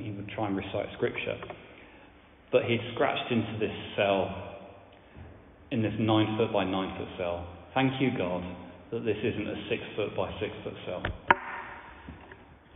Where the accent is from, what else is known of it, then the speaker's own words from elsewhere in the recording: France; now in Widcombe, United Kingdom; I grew up in France.